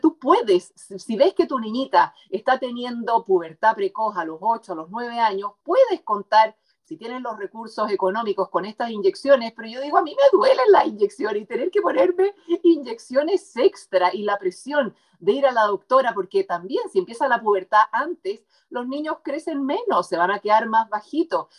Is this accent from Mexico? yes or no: no; Chile; also born or lived in United States; como decimos aquí en Chile